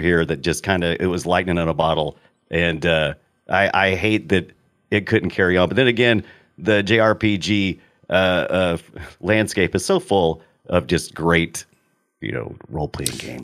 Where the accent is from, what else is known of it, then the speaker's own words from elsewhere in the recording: United States; I'm an American